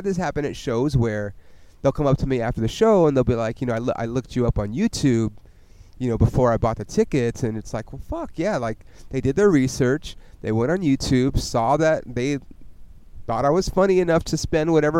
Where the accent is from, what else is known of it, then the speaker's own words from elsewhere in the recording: California, United States; also born or lived in Oklahoma; I'm from California